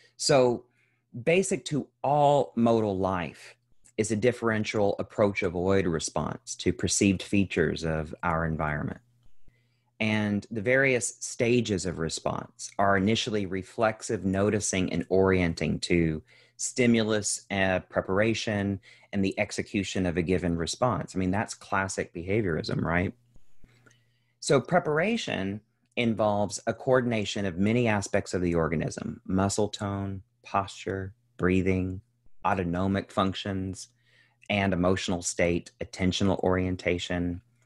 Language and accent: English; central Kentucky, United States; now in Los Angeles, United States; I'm originally from Kentucky, um, as is most of the generations back as far as we can tell. Um, I grew up to, in a very young family to two teenage parents who were working class people, um, in, in central Kentucky.